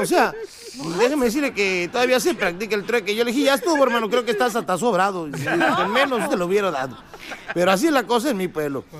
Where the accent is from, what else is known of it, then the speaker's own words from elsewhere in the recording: Acapulco, Guerrero, Mexico; aquí pues me enterraron el ombligo, que acá en México es muy común que cuando uno nace en algunas regiones del país